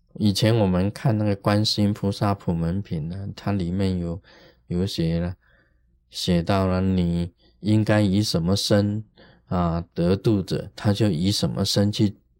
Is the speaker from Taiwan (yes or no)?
yes; Taiwan; 我们台湾话有讲一句话